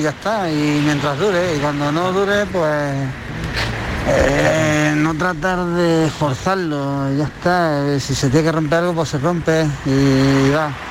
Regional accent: Granada, Andalusia, Spain; Hola, buenas tardes … de Granada.

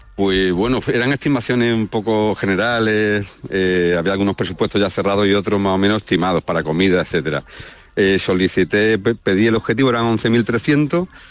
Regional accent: Cardeña, Andalusia, Spain; moved away; me fui a mi pueblo, a Cardeña

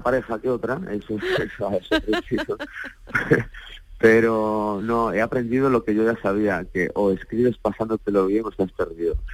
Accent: Galicia, Spain; por la tradición oral con la que yo crecí en Galicia

